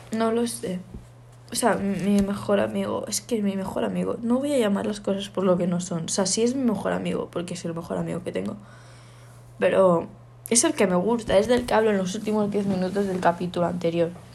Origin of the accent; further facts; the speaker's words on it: Canary Islands, Spain; soy de Canarias